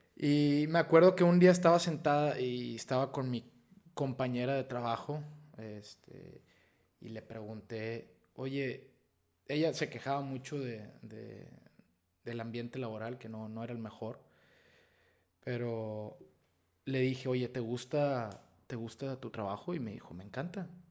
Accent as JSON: {"language": "Spanish", "town": "Piedras Negras", "region": "Coahuila", "country": "Mexico", "also_born_or_lived": "Eagle Pass, Texas / Monterrey / Mexico City", "moved": "as an adult", "said": "yo soy de aquí, de Piedras Negras, Coahuila, nací en, en Eagle Pass, Texas, pero soy orgullosamente de aquí de Piedras, igual que mis papás y mis hermanos"}